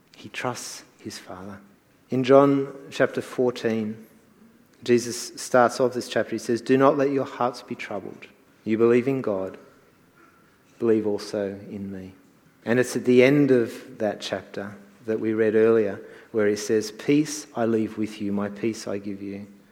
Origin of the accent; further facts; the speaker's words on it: New Zealand; moved away; I was born in New Zealand.